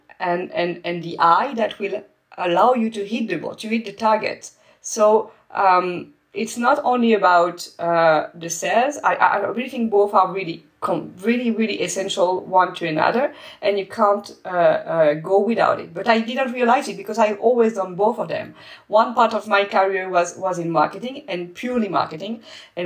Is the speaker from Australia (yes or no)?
no; France; moved away as an adult; also born or lived in Spain / Netherlands; I'm French